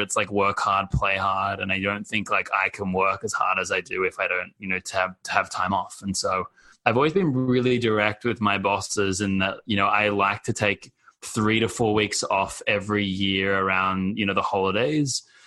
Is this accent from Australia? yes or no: yes; Australia; moved away as an adult; now in United States; I'm Australian and I grew up outside of the US, to be honest. So in Australia